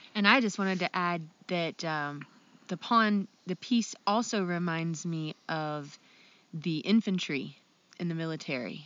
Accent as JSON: {"language": "English", "region": "Ohio", "country": "United States", "said": "I'm from Ohio."}